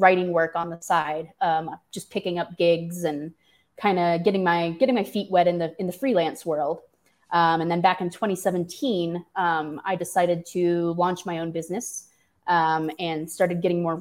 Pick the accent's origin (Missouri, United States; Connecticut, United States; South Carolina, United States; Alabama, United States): Missouri, United States; St. Louis; moved away; I am a classic Missourian. I grew up in St. Louis